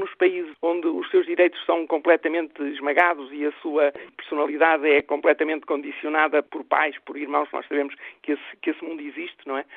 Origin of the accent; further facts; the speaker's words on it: Portugal; para mim é um grande orgulho como portuguesa